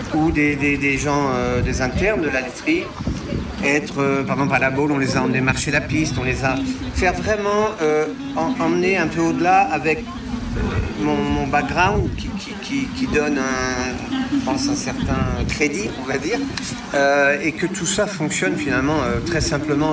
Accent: Vendée, Pays de la Loire, France; moved away as an adult; Je suis parti de Vendée quand j'avais 18 ans.

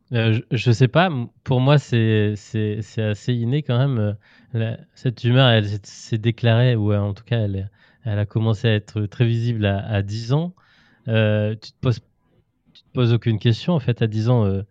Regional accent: Auvergne-Rhône-Alpes, France; moved away as an adult; now in Brittany, France; moi je suis auvergnat d'origine

